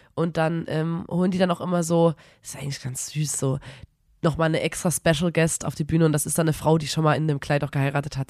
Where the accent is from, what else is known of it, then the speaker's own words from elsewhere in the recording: Erzgebirge, Saxony, Germany; wir sagen im Erzgebirge, sagen wir Uhieschen